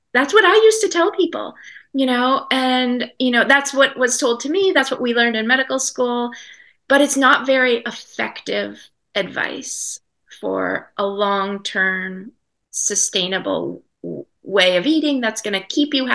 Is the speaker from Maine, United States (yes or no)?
yes; Maine, United States; I live in Maine. I grew up in Maine.